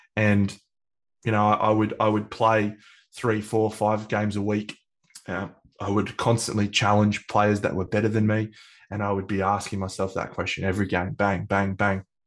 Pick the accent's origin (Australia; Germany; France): Australia; I'm Australian